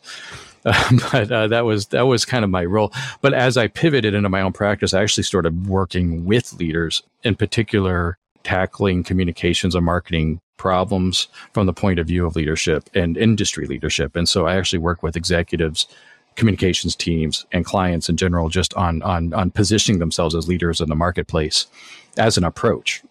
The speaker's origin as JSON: {"language": "English", "region": "Colorado", "country": "United States", "tie": "born or raised there", "moved": "as an adult", "lives_now": "Los Angeles, United States", "said": "I grew up in Colorado and moved out to L A about, well, it's hard to say, but I think about twenty years ago."}